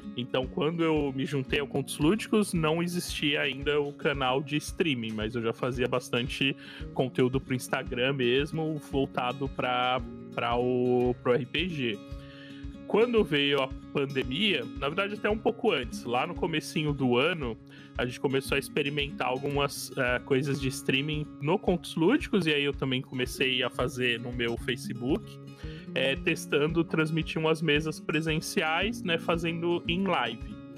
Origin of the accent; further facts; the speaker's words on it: Cubatão, São Paulo, Brazil; eu sou de Cubatão